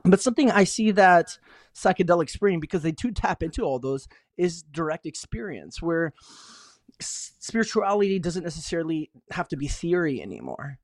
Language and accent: English; Tucson, Arizona, United States; moved away as an adult; now in San Francisco Bay Area, United States; I grew up in Tucson, Arizona